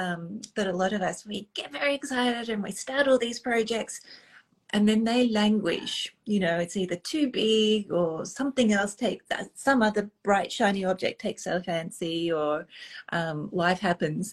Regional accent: Australia; moved away; also born or lived in London, United Kingdom; as an Australian

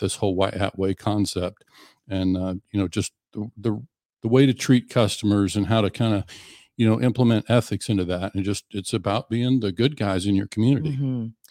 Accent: Western Oklahoma, United States; I grew up in Western Oklahoma

